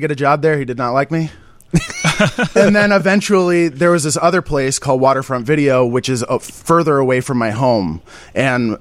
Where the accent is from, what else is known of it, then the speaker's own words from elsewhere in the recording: Burlington, Vermont, United States; I'm from Burlington, Vermont